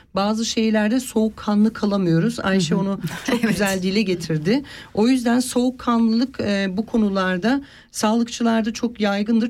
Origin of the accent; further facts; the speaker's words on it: Turkey; now in Switzerland; Biz Türkler öyle değiliz hanımcığım. Biz göçü seveniz. Yani biz her yeri göçmüşüz.